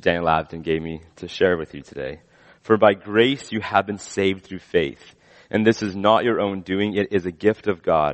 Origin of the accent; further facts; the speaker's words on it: West Coast, British Columbia, Canada; as a Canadian, I've never seen. Grew up on the West Coast.